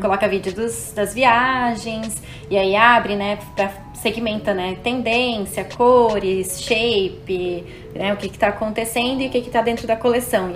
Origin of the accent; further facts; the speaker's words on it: Brazil; moved away; Do Brasil